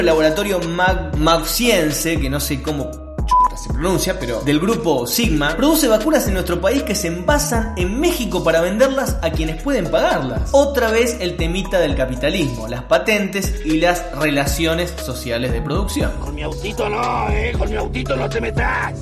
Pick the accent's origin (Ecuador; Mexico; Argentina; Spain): Argentina